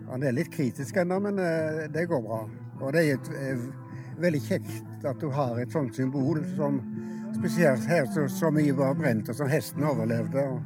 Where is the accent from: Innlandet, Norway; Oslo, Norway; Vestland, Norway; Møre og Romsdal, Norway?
Vestland, Norway; Fykse; Nei, jeg er fra Hardanger. Ja. Fykse i Hardanger.